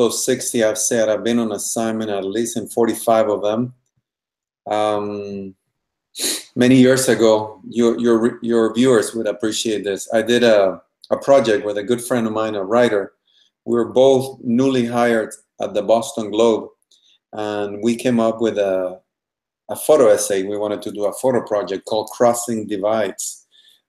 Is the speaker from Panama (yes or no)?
yes; Panama; moved away as an adult; now in United States; I am originally from Panama. I was raised by my Cuban family in Panama.